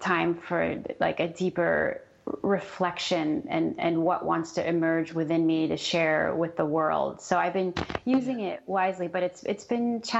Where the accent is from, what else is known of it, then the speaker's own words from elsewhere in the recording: New York, United States; moved away as an adult; also born or lived in San Diego, California; now in Los Angeles, United States; I'm from New York, and I spent 15 years in San Diego, and then I moved to Los Angeles when I met my husband